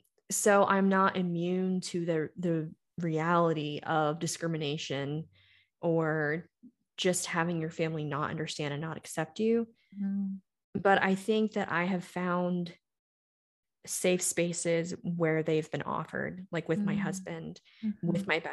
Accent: the South, United States; growing up in the South, in my family, and then being with my ex-husband, I had masked so long.

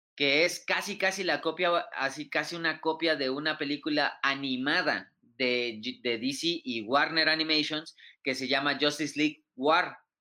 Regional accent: Mexico; somos mexicanos

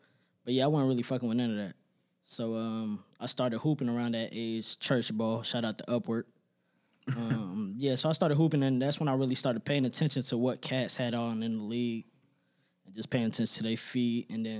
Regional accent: Miami, Florida, United States; moved away; I'm originally from Miami.

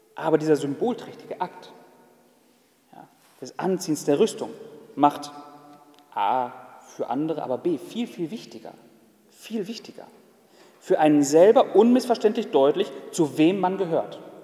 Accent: Germany; Ich als Deutscher

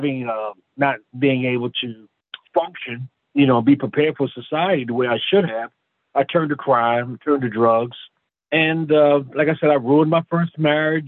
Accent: Philadelphia, Pennsylvania, United States; now in Roseville, United States; I'm originally from Philadelphia, and I was born in the church

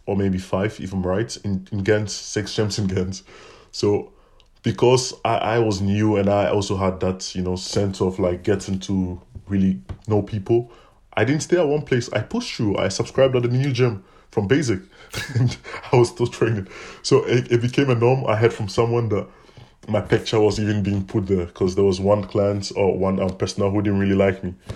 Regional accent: Ghana; moved away as an adult; now in Ghent, Belgium; I come from Ghana, West Africa. I've been in Belgium for the past five years

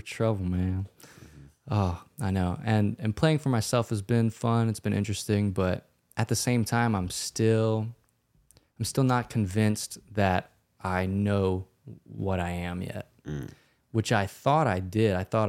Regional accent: Louisiana, United States; We grew up in Louisiana, so I feel like we're very influenced by that.

